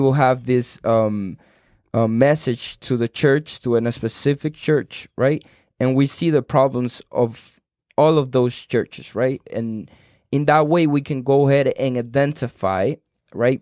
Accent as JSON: {"language": "English", "country": "Cuba", "tie": "born or raised there", "second_language": "English", "moved": "yes", "said": "I was born in Cuba"}